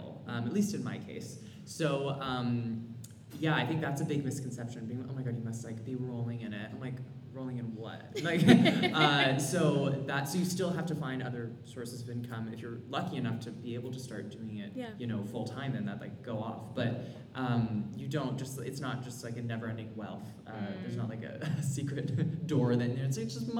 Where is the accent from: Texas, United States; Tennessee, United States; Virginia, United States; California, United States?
California, United States; moved away as an adult; it was my first winter, because I grew up in California. I went to school in California and then moved here in October